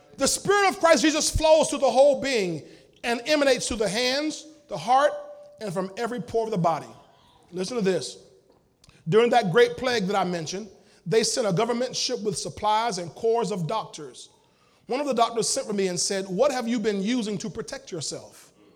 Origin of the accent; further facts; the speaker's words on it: United States; I'm an American.